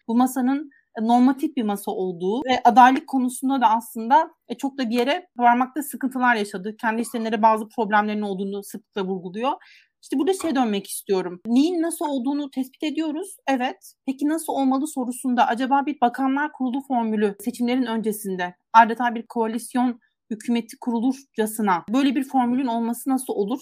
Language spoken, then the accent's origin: Turkish; Giresun, Turkey; ben Giresunluyum aslında